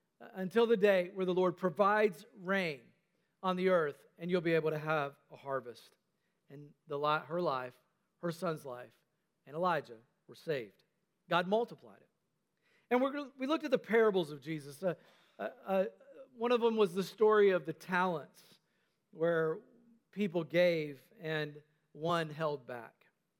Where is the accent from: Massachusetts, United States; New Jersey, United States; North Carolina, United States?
North Carolina, United States; also born or lived in Tennessee; although it probably sounded a lot more Southern back then because, you know, I grew up in North Carolina. I was in Tennessee at the time